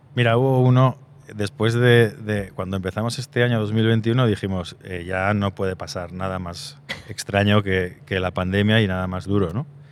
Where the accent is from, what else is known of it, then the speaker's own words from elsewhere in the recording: Zaragoza, Aragon, Spain; Soy de Zaragoza